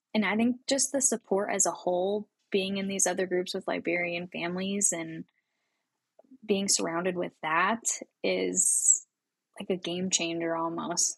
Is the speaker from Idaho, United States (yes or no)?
yes; Coeur d'Alene, Idaho, United States; Born and raised in North Idaho, a tiny little town called Coeur d'Alene